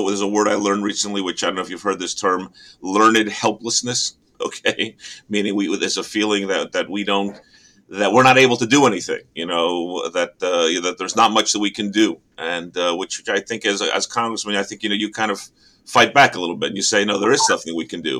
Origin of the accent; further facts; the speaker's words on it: Teaneck, New Jersey, United States; our my hometown, our hometown of Teaneck